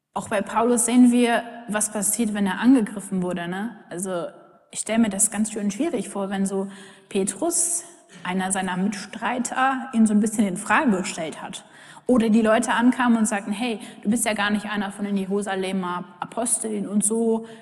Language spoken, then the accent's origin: German; Germany; wir uns als Deutsche